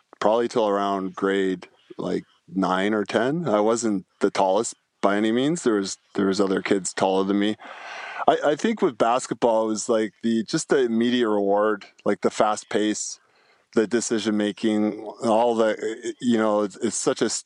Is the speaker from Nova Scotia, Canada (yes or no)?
no; Niagara Falls, Ontario, Canada; I grew up like in Niagara Falls, Ontario, probably not the nicest part of Niagara Falls